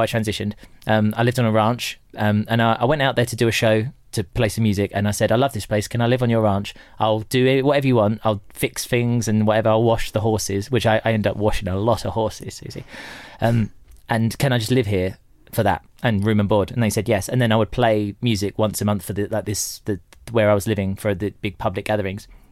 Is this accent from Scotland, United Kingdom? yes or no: no; Tilbury, East of England, United Kingdom; also born or lived in Horndon on the Hill / Orsett / Stanford-le-Hope / Corringham; I spent a lot of my formative years in Tilbury, the Dock town.